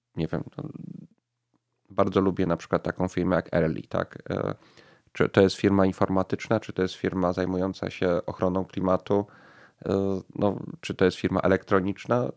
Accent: Kraków, Lesser Poland, Poland; Ja, ja urodziłem się w Krakowie i przez większość życia mieszkam w tym mieście

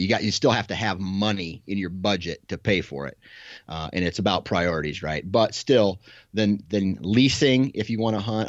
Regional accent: Iowa, United States; I'm a local guy, right? I'm from Iowa.

